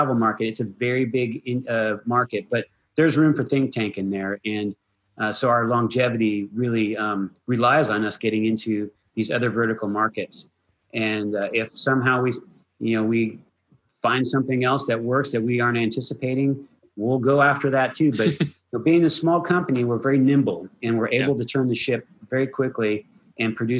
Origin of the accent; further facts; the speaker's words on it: United States; being an American, we are a nation of immigrants